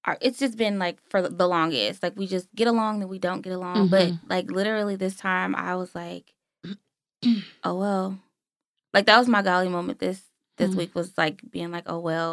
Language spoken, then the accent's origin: English; Pomona, California, United States; now in Washington, D.C., United States; I'm also from Pomona, California